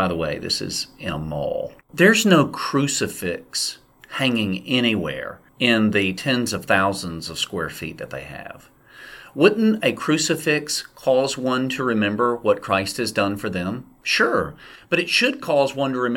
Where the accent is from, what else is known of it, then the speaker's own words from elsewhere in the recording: the South, United States; where I grew up in the Southern Baptist Church in the South